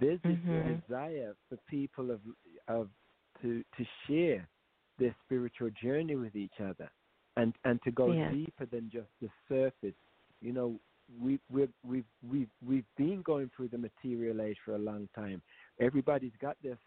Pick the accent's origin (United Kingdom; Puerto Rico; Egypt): United Kingdom; moved away; we're going to the UK also to do a festival in my hometown